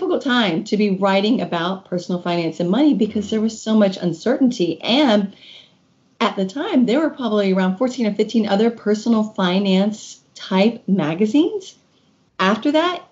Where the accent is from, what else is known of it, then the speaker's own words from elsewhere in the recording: Kentucky, United States; moved away as an adult; also born or lived in Washington, D.C.; My husband and I moved back to Kentucky, which is my home state